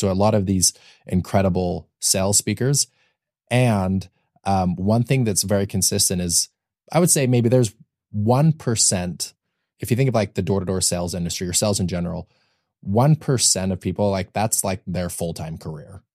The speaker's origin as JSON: {"language": "English", "region": "Utah", "country": "United States", "tie": "born or raised there", "also_born_or_lived": "Austin, Texas", "moved": "as an adult", "lives_now": "Los Angeles, United States", "said": "I grew up in Utah"}